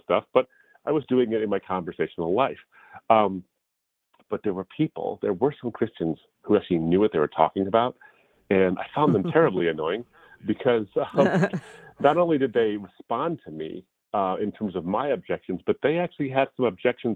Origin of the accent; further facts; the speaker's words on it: Detroit, Michigan, United States; I was born and raised in the States. In the Detroit, Michigan area